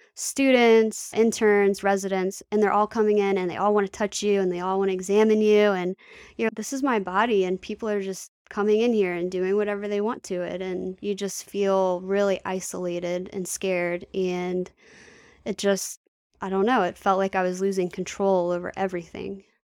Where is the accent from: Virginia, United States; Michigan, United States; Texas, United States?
Virginia, United States; Manassas; also born or lived in Bristow, Virginia; I was born in Manassas City, Virginia, and I stayed there until I was about nine or ten, and then we moved to Bristow, Virginia. So I'm local. I've always been in the area